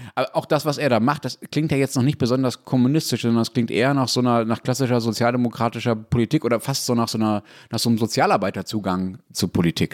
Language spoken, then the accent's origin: German; Germany; also born or lived in Dortmund; ich als Deutscher